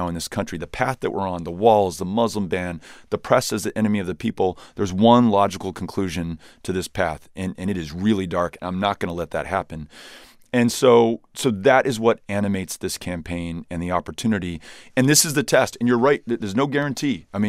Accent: Laredo, Texas, United States; I'm from Laredo originally. I went to Laredo to watch you speak there.

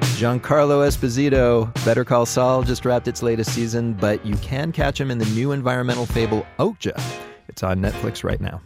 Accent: Pittsburgh, Pennsylvania, United States; my hometown of Pittsburgh

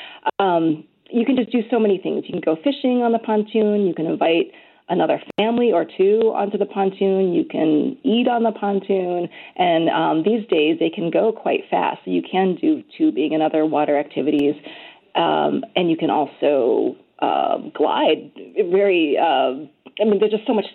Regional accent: Chicago suburbs, Illinois, United States; now in Minnesota, United States; I grew up in the Chicago suburbs

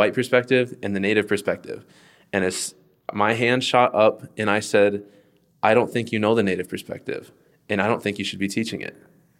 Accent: United States; And I said, I'm from here. I'm an American Indian.

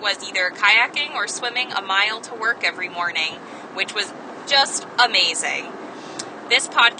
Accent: Maine, United States; now in Santa Barbara, United States; from Santa Barbara, California. I grew up in Maine

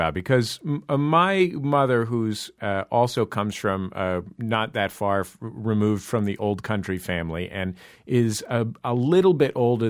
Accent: California, United States; being from California

